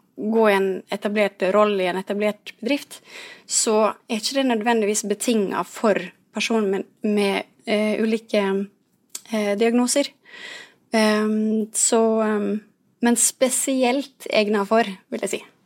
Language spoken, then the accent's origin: Norwegian; Ulsteinvik, Møre og Romsdal, Norway; Jeg kommer jo fra Ulsteinvik, som er fra øya